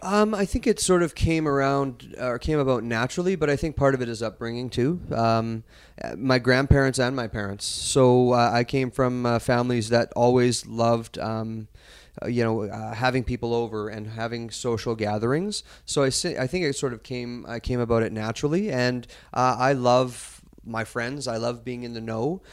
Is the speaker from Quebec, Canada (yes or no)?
no; Kelowna, British Columbia, Canada; as a kid born and raised in Kelowna